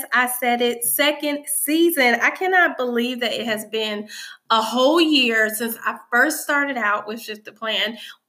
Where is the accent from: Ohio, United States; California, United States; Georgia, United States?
California, United States; I'm from Cali.